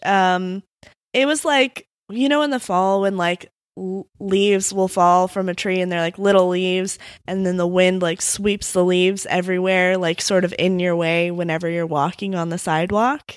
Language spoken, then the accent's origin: English; Midwest, United States; I'm from the Midwest